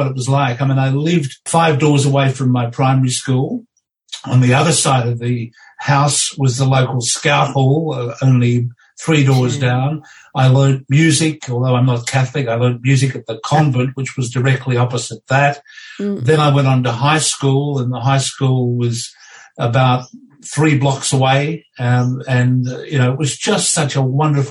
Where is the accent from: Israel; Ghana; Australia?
Australia; Foster, Victoria; moved away as an adult; also born or lived in Sydney; I moved from being an only child in my adopted family in Foster, and I moved to Sydney.